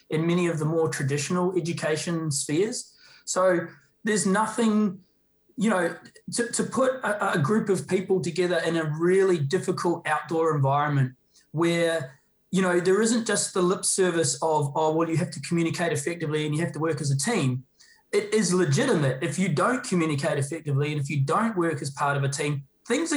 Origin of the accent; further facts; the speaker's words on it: New Zealand; I'm obviously a Kiwi